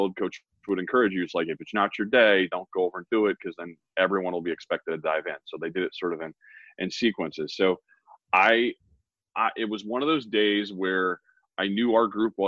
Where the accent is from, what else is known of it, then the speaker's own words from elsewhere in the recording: Iowa, United States; moved away; also born or lived in South Dakota; going to school at the University of South Dakota, grew up in Iowa